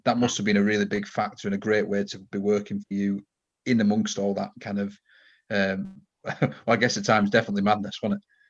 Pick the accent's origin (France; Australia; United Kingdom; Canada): United Kingdom; Yorkshire and the Humber; accent: Yorkshire; the Yorkshire uh, Yorkshire tones like myself